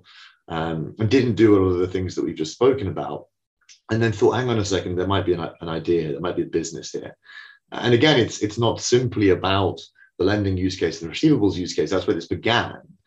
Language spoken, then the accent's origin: English; United Kingdom; accent: British; as you can tell from my exotic accent, we're a London business.